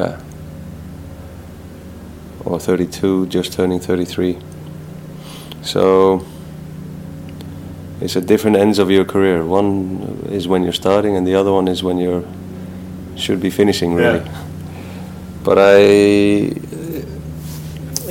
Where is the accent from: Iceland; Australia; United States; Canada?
Iceland; English is a second language; moved away; also born or lived in Spain / England; we grew up in Iceland, speaking English, watching English football